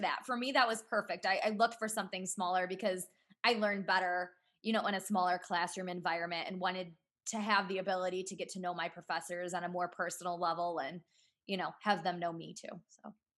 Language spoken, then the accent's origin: English; Cleveland, Ohio, United States; I'm from the Cleveland area